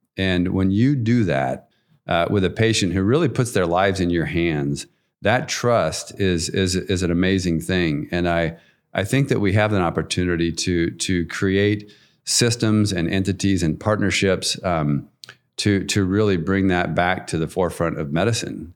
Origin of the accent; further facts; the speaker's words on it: Nampa, Idaho, United States; I grew up in Nampa, um, so pretty much a lifelong Canyon County guy